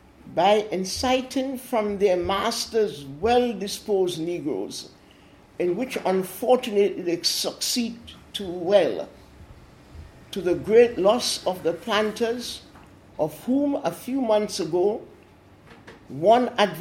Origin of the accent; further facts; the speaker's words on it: Dominica; moved away as an adult; now in United Kingdom; I am also Dominican, born and bred in Dominica